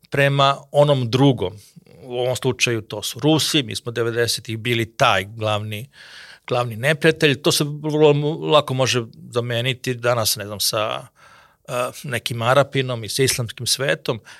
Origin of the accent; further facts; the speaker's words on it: Serbia; kod nas u Srbiji